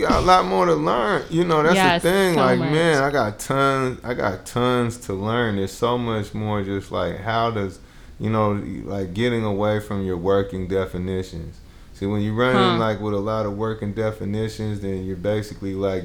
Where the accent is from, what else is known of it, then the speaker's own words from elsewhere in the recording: Bay Area, California, United States; also born or lived in Jackson, Mississippi; I'm from the Bay Area